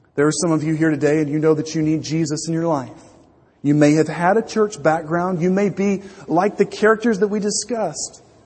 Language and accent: English; Louisiana, United States; When I was growing up in Louisiana